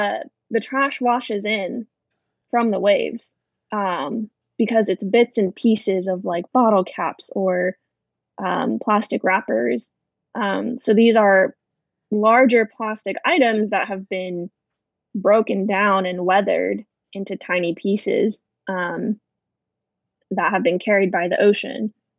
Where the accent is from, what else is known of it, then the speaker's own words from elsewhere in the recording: Arizona, United States; And for someone who didn't grow up on the coast, I grew up in Arizona.